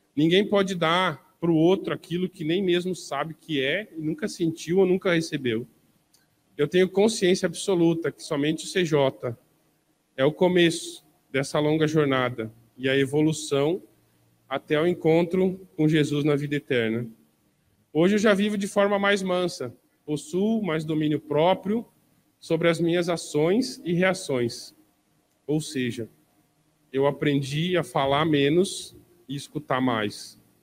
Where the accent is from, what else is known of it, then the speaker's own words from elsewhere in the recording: Porto Alegre, Rio Grande do Sul, Brazil; Eu nasci em Porto Alegre, numa família de classe média baixa